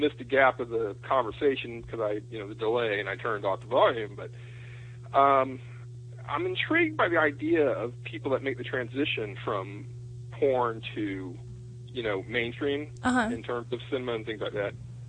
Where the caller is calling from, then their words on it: East Coast, United States; I'm calling from the East Coast